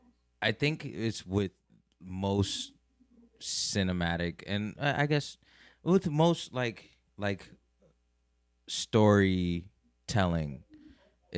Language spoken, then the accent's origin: English; New York City, New York, United States; living and growing up in Brooklyn